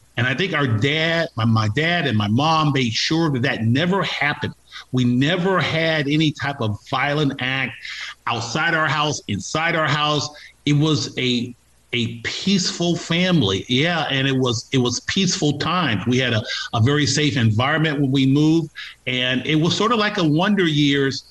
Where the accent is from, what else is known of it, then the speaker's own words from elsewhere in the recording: Los Angeles, California, United States; born and raised in Los Angeles